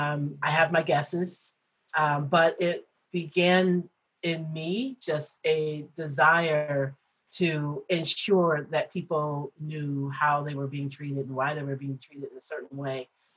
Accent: Detroit, Michigan, United States; I moved from Detroit to Chicago. I went to school in outside of Chicago. Then I moved home for a little bit, and then I moved back

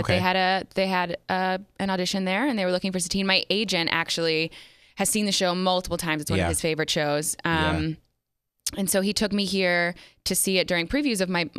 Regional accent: New Jersey, United States; Yeah, I'm from Jersey. I'm a Jersey girl.

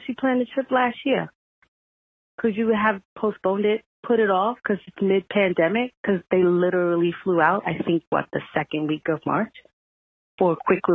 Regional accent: New York, United States; accent: New York; I'm from New York

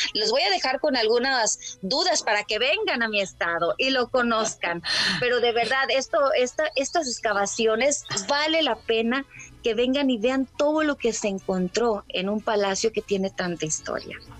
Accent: Colima, Mexico; nuestro bello estado

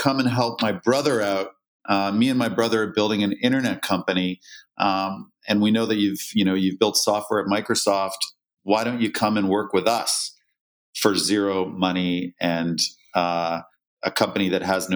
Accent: just outside of Toronto, Ontario, Canada; I was born and raised in Canada, just outside of Toronto.

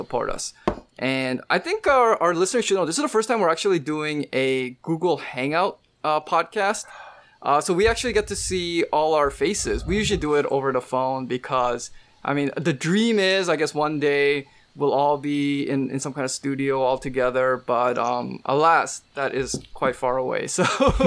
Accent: Vancouver, British Columbia, Canada; moved away as an adult; now in East Coast, United States; I was born and raised in Vancouver

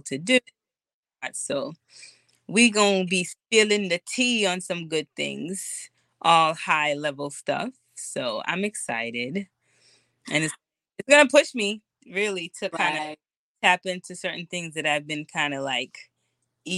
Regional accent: Boston, Massachusetts, United States; Born and raised in Boston, based in Boston currently

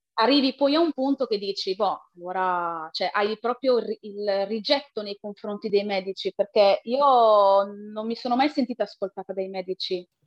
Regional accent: province of Reggio Emilia, Emilia-Romagna, Italy; vengo dalla provincia di Reggio Emilia, in Emilia-Romagna

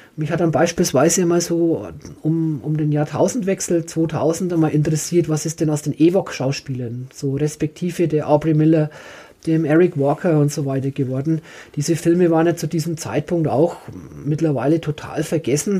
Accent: Franconia, Bavaria, Germany; ich bin Franke

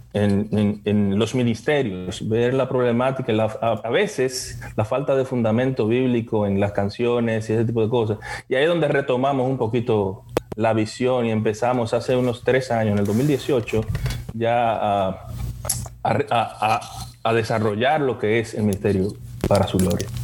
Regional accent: Dominican Republic; now in Pennsylvania, United States; yo estoy acá en Pensilvania, yo soy dominicano, vengo de la República Dominicana también, como mis compañeros

